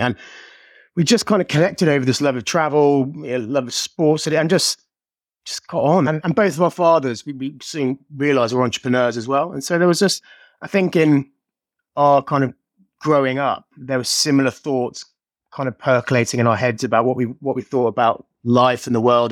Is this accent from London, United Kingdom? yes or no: no; Birmingham, West Midlands, United Kingdom; I'm from Birmingham